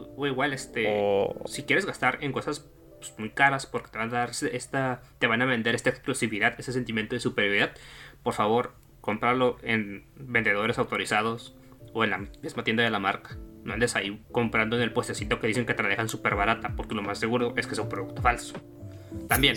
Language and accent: Spanish; Mexico; para los que somos, pues, cuates de la República